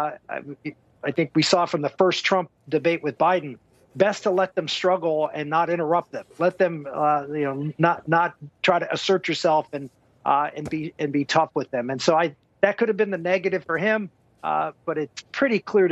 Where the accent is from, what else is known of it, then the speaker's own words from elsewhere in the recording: Pittsburgh, Pennsylvania, United States; I'm from Pittsburgh, not from Philadelphia. So I always defend my Pittsburgh roots